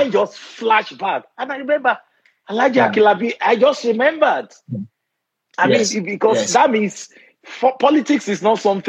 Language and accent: English; Ibadan, Oyo, Nigeria; moved away as an adult; now in United States; I grew up in Ibadan.